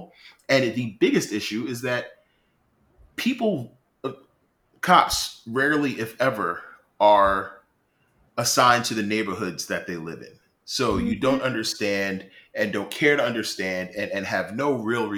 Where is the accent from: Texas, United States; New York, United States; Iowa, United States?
New York, United States; New York City; I am from Far Rock away. I grew up in Jamaica.